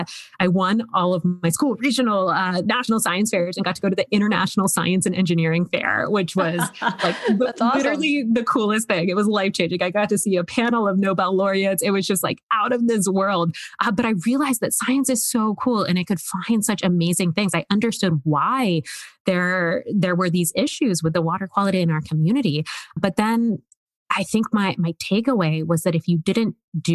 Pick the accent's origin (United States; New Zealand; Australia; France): United States; Woodbine, Maryland; moved away; also born or lived in New York; I'm from Woodbine, Maryland.